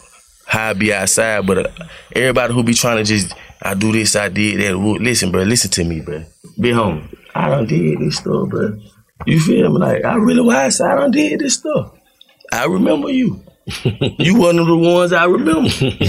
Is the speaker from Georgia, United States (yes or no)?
yes; Griffin, Georgia, United States; I'm from Griffin, right?